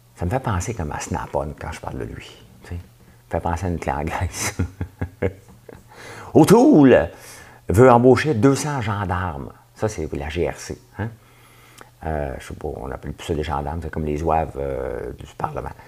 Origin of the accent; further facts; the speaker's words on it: Quebec, Canada; je suis québécois.